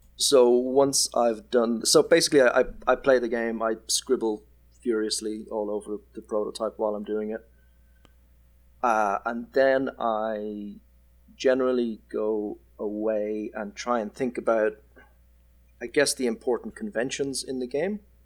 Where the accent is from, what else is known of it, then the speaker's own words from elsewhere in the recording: Ireland; moved away as an adult; now in Perth, Australia; I am Irish